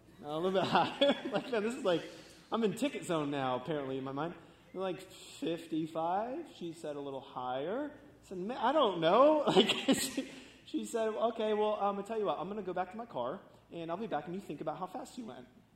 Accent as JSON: {"language": "English", "region": "Florida", "country": "United States", "tie": "born or raised there", "said": "I grew up in Florida, surfing and skating"}